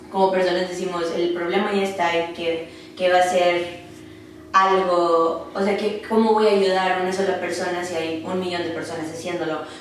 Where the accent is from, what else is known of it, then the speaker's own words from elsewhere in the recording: Monterrey, Nuevo León, Mexico; moved away as an adult; now in Dallas, United States; soy regia Monterrey y llevo en Dallas cinco años eh, salió o surgió la idea de mudarme a Dallas porque quería aprender inglés.